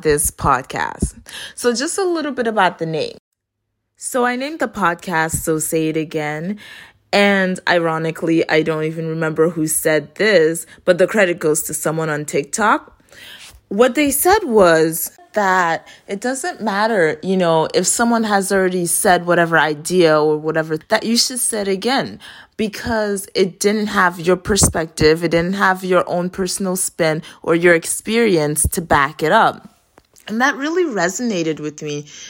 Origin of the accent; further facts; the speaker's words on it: Florida, United States; also born or lived in Haiti; I was raised in Florida